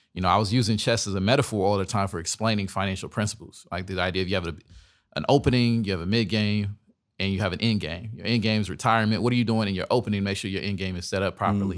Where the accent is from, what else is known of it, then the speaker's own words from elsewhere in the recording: Dallas, Texas, United States; I'm from Dallas